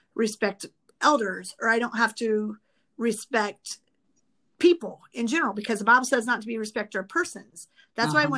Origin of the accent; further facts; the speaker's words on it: Midwest, United States; now in California, United States; I grew up in the Midwest